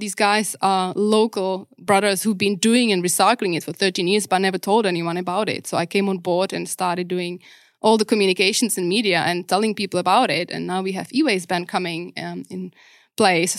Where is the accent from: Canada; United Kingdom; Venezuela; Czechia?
Czechia; English is a second language; moved away as an adult; also born or lived in Prague / New Zealand; now in Perth, Australia; I grew up pretty much to my adulthood in Czech